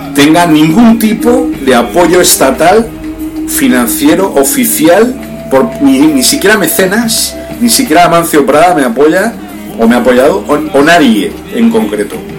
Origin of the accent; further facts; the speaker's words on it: Spain; moved away; also born or lived in Brazil; Yo nací en España, pero yo soy del pueblo de Brasil